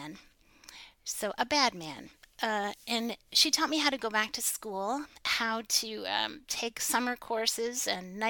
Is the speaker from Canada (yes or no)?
yes; St. Catharines, Ontario, Canada; I grew up in St. Catharines